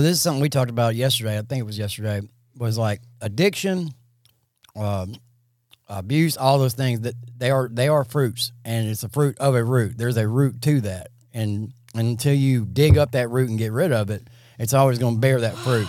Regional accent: Jackson, Mississippi, United States; I'm forty-seven, and I grew up in South Jackson.

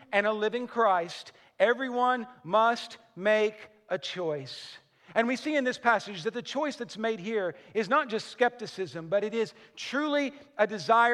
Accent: Western Kentucky, United States; I'm from Western Kentucky

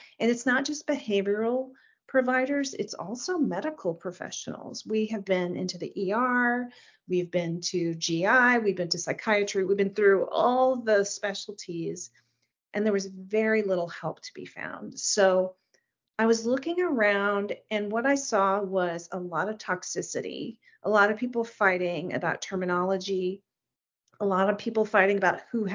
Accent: Texas, United States; moved away; I'm from Texas originally.

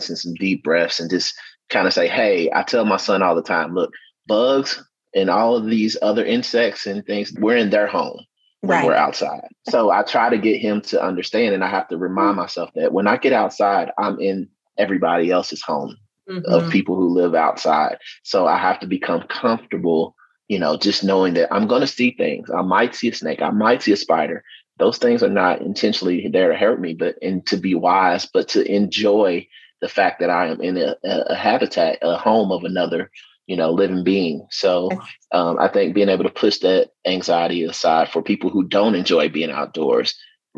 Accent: Louisville, Kentucky, United States; I grew up in Louisville, obviously, so very, very busy, not country or rural at all

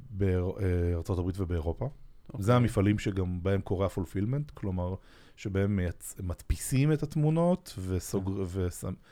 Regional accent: Israel; פרסום בטלוויזיה זה משהו שאנחנו כישראלים קצת אה, בבליינד ספוט עליו.

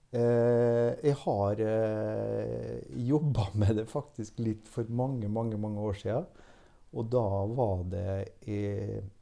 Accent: Molde, Møre og Romsdal, Norway; now in Jeløya, Norway; Født og oppvokst i Molde

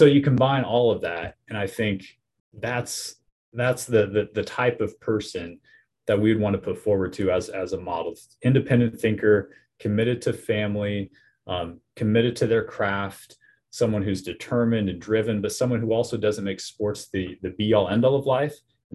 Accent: Nebraska, United States; Growing up in Nebraska, volleyball is huge there

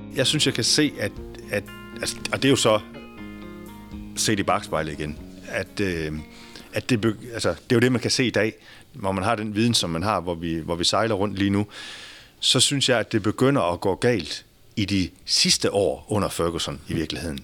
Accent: Denmark

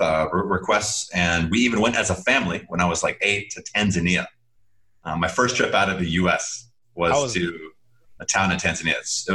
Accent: Chad; So that's how I grew up in Chad.

